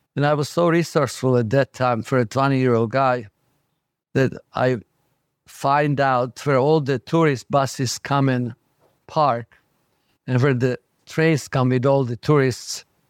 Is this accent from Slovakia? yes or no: yes; Bratislava, Bratislava Region, Slovakia; English is a second language; moved away as an adult; now in New York, United States; growing up in Bratislava